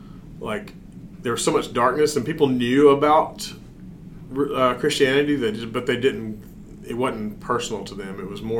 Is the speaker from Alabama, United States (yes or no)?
yes; Alabama, United States; growing up in Alabama